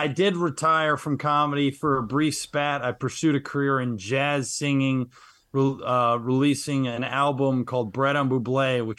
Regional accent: Kansas City, Kansas, United States; moved away; I am originally from Kansas City, Kansas.

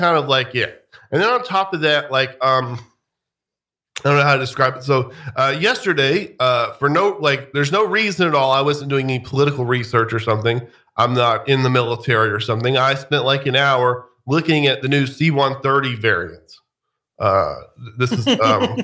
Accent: the South, United States; moved away; growing up in the South

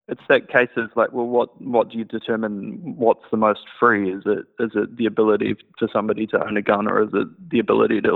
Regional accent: Christchurch, Canterbury, New Zealand; I'm from Christchurch

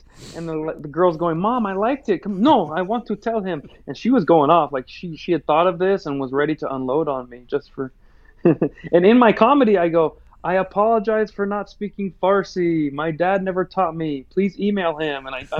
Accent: United States; Well, because I'm American, I typically take the Trump path

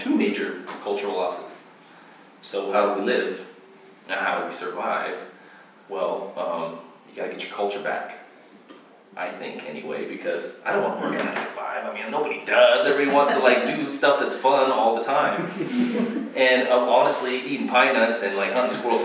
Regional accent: United States; moved away; growing up in Washington, coming here

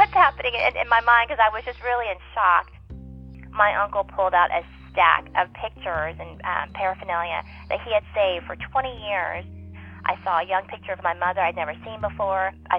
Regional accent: Vietnam; born there; I was different and I was born in Vietnam and I didn't know where that place was.

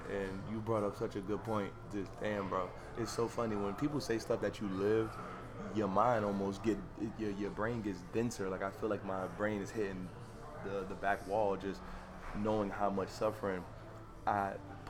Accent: Harlem, New York, United States; By 2013, 14, because I'm from Harlem anyway, so my mother always, she cursed me. Because when you from Harlem, you dress like hip-hop videos.

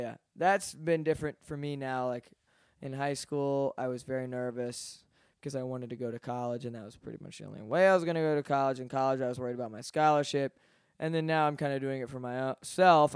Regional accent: Atlanta, Georgia, United States; I'm from Atlanta

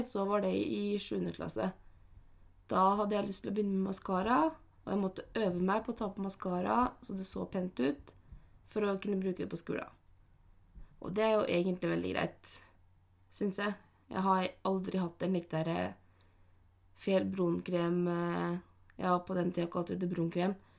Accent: Norway; der jeg kommer fra, på Slettås, Flat Hill City

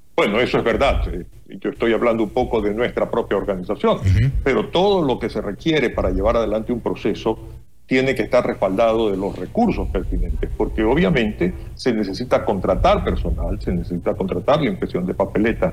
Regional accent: Ecuador; nosotros como ecuatorianos

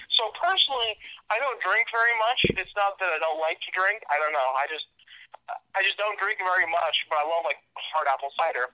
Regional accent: Warren, Pennsylvania, United States; now in Pittsburgh, United States; I'm from Warren, Pennsylvania, which is a small town, less than 9,000 people. I currently live in Pittsburgh.

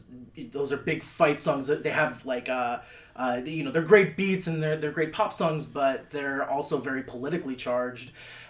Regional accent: Midwest, United States; I'm from the Midwest, y'all.

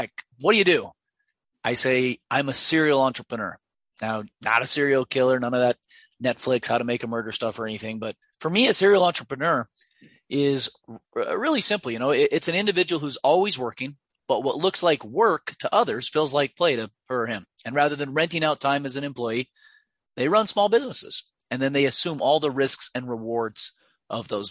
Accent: Ogden, Utah, United States; a diesel mechanic repair shop out of my hometown of Ogden, Utah

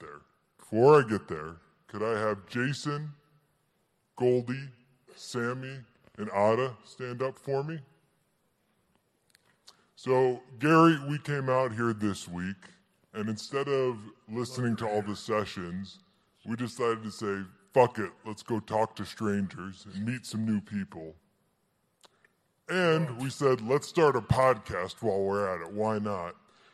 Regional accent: Paris, Île-de-France, France; I'm from Paris.

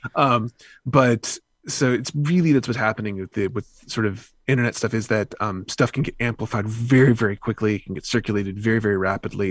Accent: the South, United States; I grew up in the South

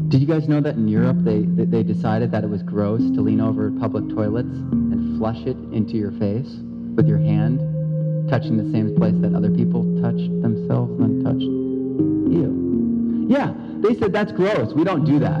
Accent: Central Valley, California, United States; I'm from the Central Valley

